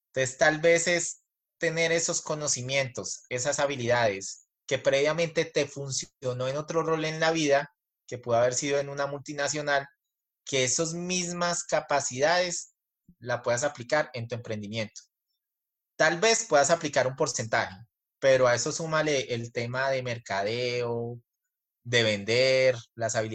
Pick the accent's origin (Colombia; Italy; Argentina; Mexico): Colombia; tanto … como … somos colombianos y nos va bien en cualquier cultura que vayamos alrededor del mundo